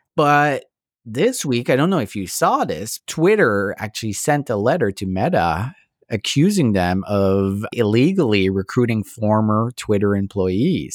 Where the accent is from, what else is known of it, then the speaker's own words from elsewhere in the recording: Canada; I'm so proud to be Canadian.